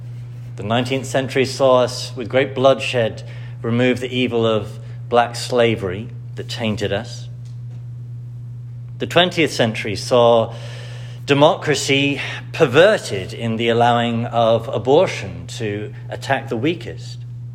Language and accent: English; United States; accent: British; As an American, I am actually, despite what I sound like, an American citizen, raised abroad, and therefore in a certain sense with a particular awareness of America.